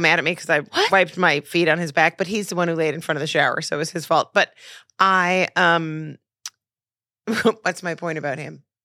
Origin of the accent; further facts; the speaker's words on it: Montreal, Quebec, Canada; moved away; I'm from Montreal